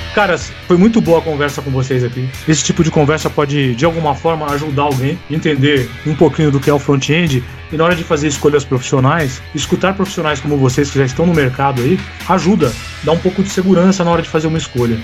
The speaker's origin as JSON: {"language": "Portuguese", "area": "ABC", "region": "São Paulo", "country": "Brazil", "said": "a gente é do ABC"}